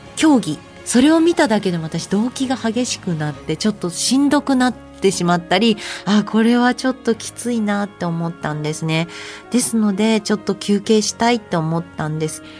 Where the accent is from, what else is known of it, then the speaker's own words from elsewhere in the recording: Osaka, Japan; moved away as an adult; also born or lived in Tokyo; 私もともと出身が大阪で標準語が全く喋れなかったので